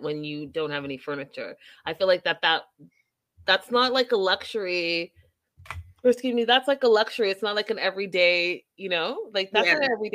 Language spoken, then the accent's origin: English; Canada; I'm from Canada